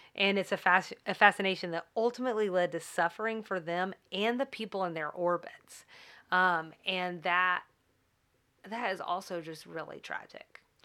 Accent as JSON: {"language": "English", "country": "United States", "said": "as an American"}